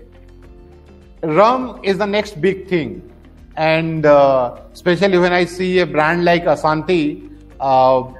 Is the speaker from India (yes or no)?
yes; India; being an Indian